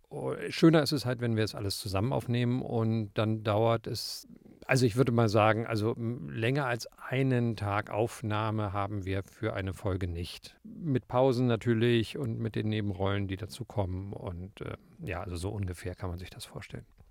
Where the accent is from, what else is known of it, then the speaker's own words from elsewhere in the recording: Berlin, Germany; in Berlin, wo ich aufgewachsen bin